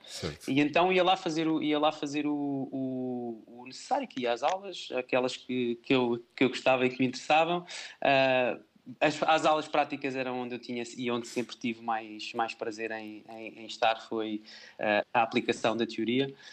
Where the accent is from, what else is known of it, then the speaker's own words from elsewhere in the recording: Salvaterra de Magos, Santarém District, Portugal; sou natural, sou natural de, de Terra de Magos